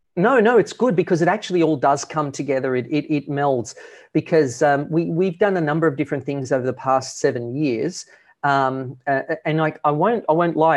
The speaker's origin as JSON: {"language": "English", "country": "Australia", "moved": "as an adult", "said": "we're originally from Australia"}